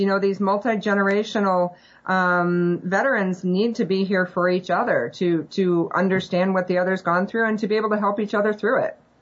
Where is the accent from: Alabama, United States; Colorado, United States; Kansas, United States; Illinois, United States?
Illinois, United States; northern; moved away as an adult; also born or lived in Georgia / Arizona / Germany; I was born and raised in northern Illinois